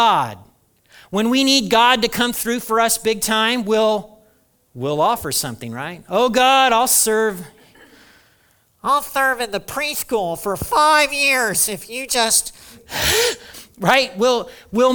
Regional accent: Hartford City, Indiana, United States; my house growing up in Hartford City, Indiana

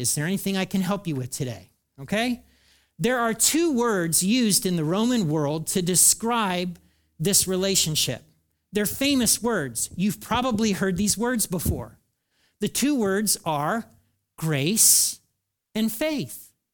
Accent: United States; I'm an American.

